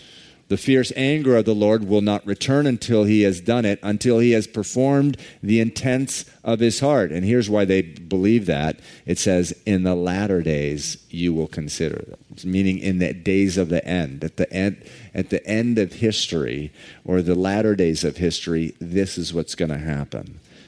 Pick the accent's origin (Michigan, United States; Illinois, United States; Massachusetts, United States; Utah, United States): Massachusetts, United States; that I grew up here in Massachusetts, and I was originally from the western suburbs